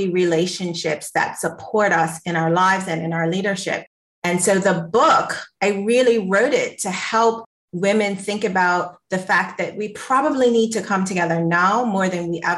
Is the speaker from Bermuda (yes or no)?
yes; Bermuda; I'm from the island of Bermuda